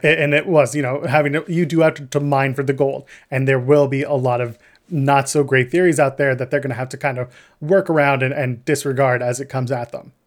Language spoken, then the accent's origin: English; Canada; we're Canadian